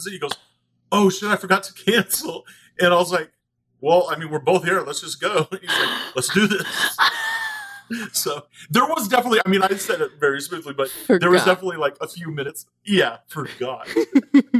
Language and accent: English; outside of Austin, Texas, United States; I grew up outside of Austin